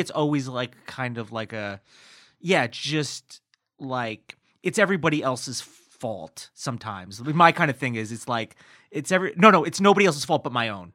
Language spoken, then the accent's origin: English; Newburgh, New York, United States; also born or lived in New Jersey; Born in New Jersey, and at ten, I moved to, uh, New York, but I moved to Orange County, New York, near Poughkeepsie.